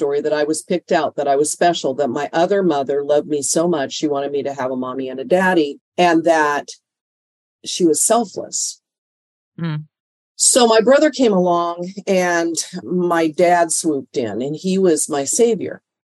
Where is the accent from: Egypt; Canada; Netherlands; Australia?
Canada; born there; It's actually, I was born in Canada. So It was a little different in Canada.